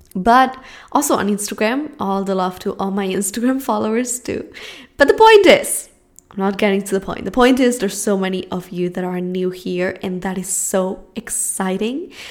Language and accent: English; Spain; English is a second language; moved away as an adult; now in Los Angeles, United States; I'm from Spain